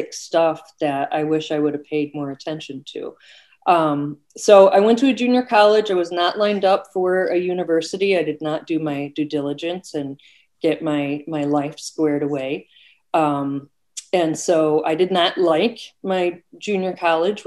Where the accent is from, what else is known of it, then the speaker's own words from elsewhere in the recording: Oak Park, Illinois, United States; also born or lived in California; when I was 1 year old, my parents drove to Oak Park, Illinois. And that's really where I had my growing up years